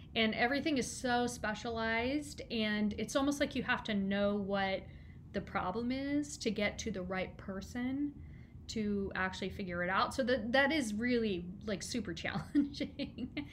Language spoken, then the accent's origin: English; Kansas City, United States; I'm from Kansas City